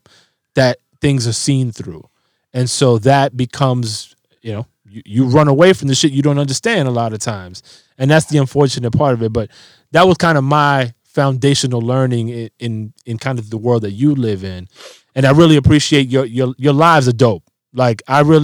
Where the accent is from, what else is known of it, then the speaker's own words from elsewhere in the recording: New York City, New York, United States; growing up in the Bronx